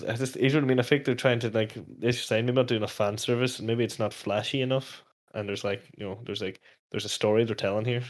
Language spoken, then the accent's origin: English; Letterkenny, Ulster, Ireland; the town, like, as in from my hometown